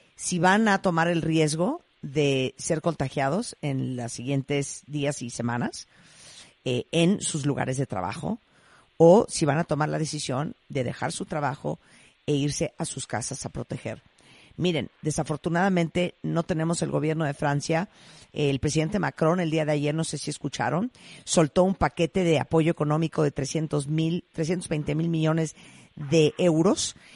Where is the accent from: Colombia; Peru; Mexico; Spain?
Mexico; No somos Corea, no somos China